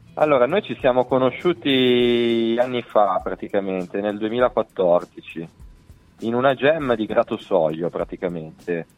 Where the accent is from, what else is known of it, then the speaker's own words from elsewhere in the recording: Olgiate Olona, Lombardy, Italy; io sono di Olgiate Olona in provincia di Varese, vicino Bustartizio